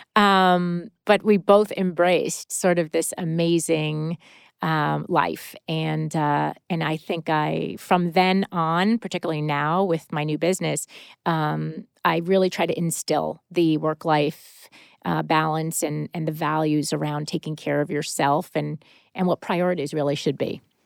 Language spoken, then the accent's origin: English; Connecticut, United States; moved away as an adult; also born or lived in Manhattan, New York; now in West Coast, United States; growing up on the East Coast and spending a majority of my time in Connecticut and Manhattan as a kid